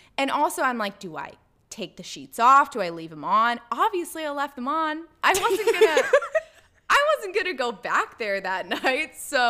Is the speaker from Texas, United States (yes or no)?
yes; Springs, Texas, United States; bonded over the mutual trauma that was growing up in Springs, Texas.